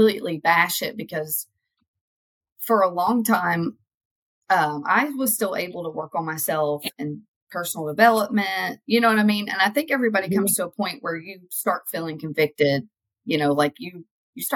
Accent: Kentucky, United States; move to a different place in Kentucky

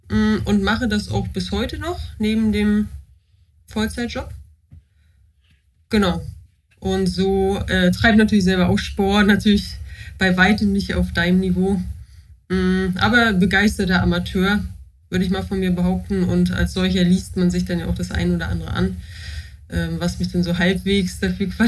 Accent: Mecklenburg-Vorpommern, Germany; Ich wohne nach langen Irrungen und Wirrungen ähm, wieder in meiner Heimat in Mecklenburg-Vorpommern, in einer Kleinstadt bei Rostock.

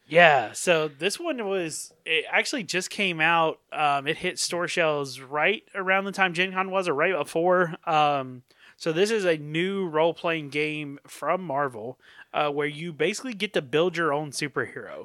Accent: North Carolina, United States; growing up in North Carolina

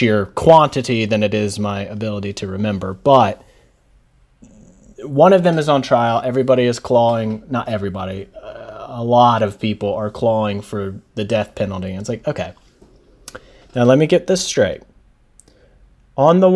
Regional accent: United States; I, as an American

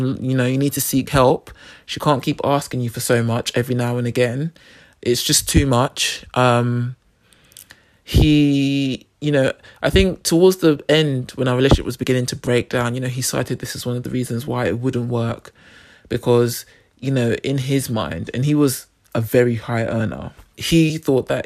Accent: Nigeria; I'm Nigerian

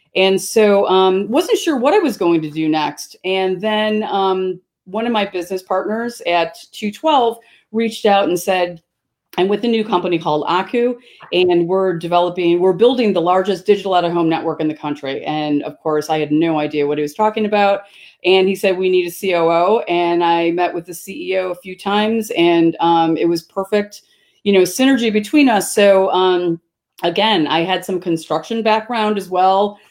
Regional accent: Chicago southwest suburbs, Illinois, United States; I was born in Chicago, so Chicago is my hometown. Um, my parents moved to the suburbs um, when I was probably like five or six, and um, so I grew up on the Southwest suburbs.

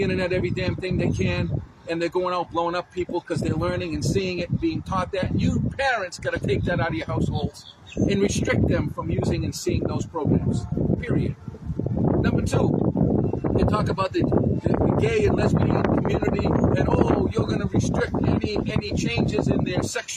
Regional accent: United States; I'm from America

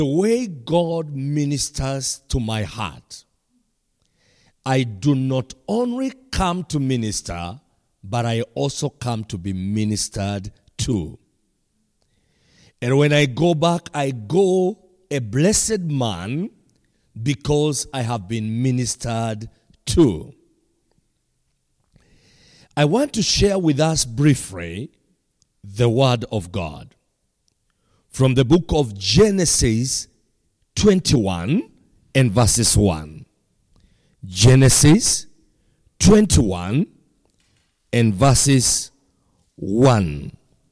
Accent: Kenya; from Kenya.

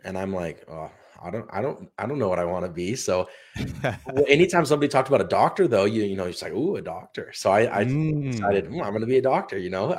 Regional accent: Utah, United States; Yeah, and I grew up in Utah. So good state, a lot of outdoors things

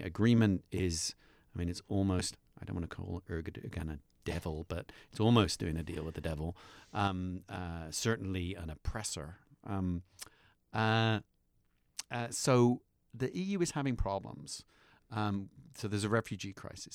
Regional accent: United Kingdom; moved away; I'm a British citizen expat

